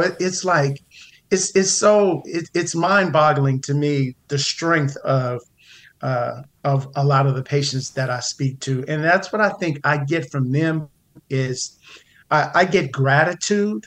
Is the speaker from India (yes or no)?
no; Pasadena, California, United States; I grew up in the Pasadena area, went to one of the local high schools, uh, big shout out to John Muir Mustangs in, in Pasadena